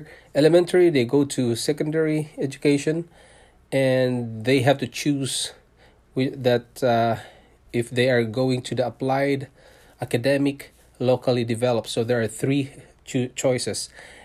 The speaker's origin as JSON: {"language": "English", "country": "Philippines", "tie": "born or raised there", "also_born_or_lived": "Singapore", "moved": "as an adult", "lives_now": "Canada", "said": "I was born in Philippines. I'm a Filipino and I worked in Singapore for 5 years, leaving my family behind in Philippines"}